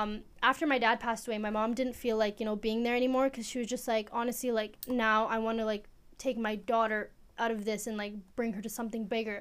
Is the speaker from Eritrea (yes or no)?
yes; Eritrea; Okay, so I am from East Africa. Where in East Africa? I'm from Eritrea.